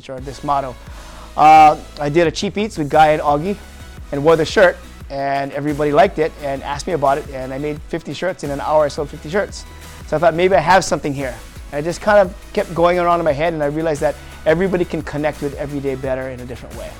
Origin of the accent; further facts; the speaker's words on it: Waipahu, Hawaii, United States; Born and raised in Waipahu